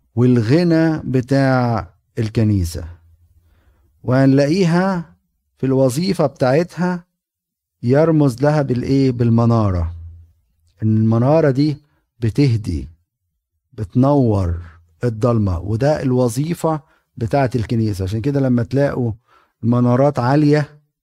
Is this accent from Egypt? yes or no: yes; Egypt; moved away; انا كاهن وقبطي